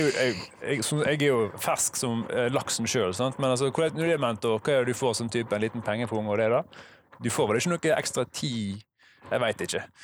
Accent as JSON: {"language": "Norwegian", "country": "Norway", "said": "Jeg er norsk, og så har jeg engelsk som fag to."}